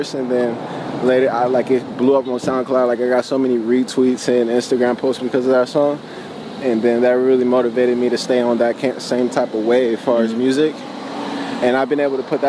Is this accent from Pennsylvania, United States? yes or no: no; Los Angeles, California, United States; also born or lived in Ventura; being a teenager growing up in Central